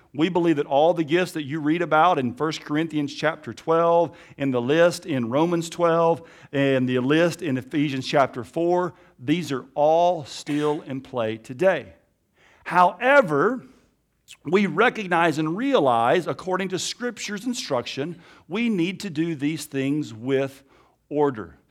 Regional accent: Alabama, United States; accent: Alabama; also born or lived in Africa; my Alabama accent

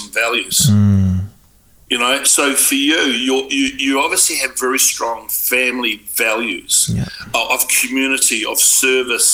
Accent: Auckland, New Zealand; I was brought up in South Auckland

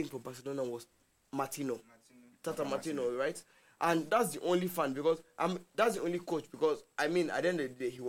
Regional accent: Nigeria; I'm Nigerian

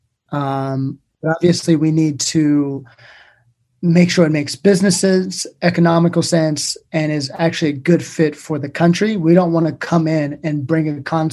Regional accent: Everett, Washington, United States; moved away as an adult; now in New York, United States; I'm a serial entrepreneur from Everett, Washington, which is essentially the place where most airplanes are manufactured. Grew up in Washington State and moved to New York about 10 years ago

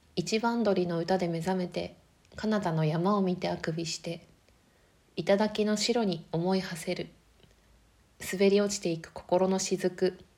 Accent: Akita, Japan; 秋田が自分の田舎

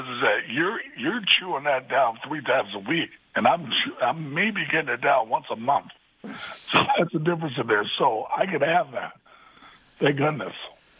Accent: California, United States; moved away; also born or lived in Chicago / New York; I've lived in Chicago, lived in New York, but I'm from California

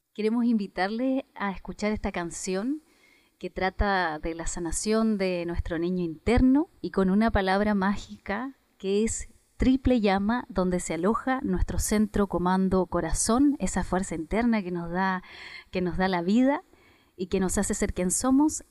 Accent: Tarapacá, Chile; Las fiestas que tenemos acá en el norte

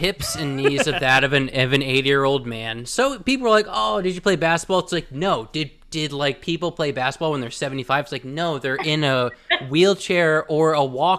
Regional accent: Connecticut, United States; We're from Connecticut

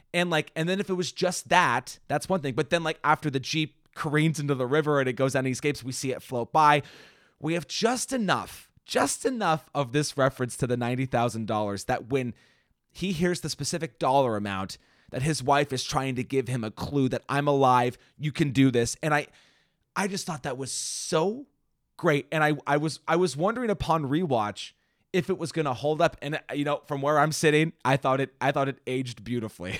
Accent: Washington, United States; also born or lived in Indiana; I grew up here in Washington

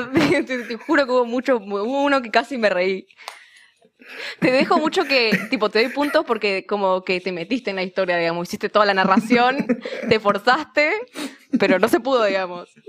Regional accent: Misiones, Argentina; now in Rosario, Argentina; Soy de misiones, soy de misiones, pero me, adoptó Rosario, efectivamente.

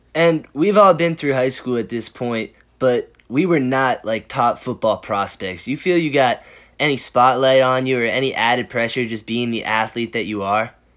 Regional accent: Boston, Massachusetts, United States; we're from Boston

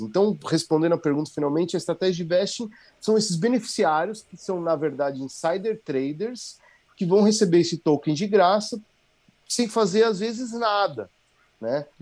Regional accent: Brazil; now in Jericoacoara, Brazil; sou brasileiro

